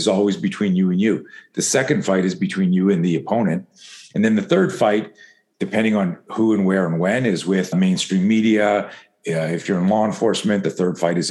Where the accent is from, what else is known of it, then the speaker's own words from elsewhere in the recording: East Coast, Canada; I grew up in Canada.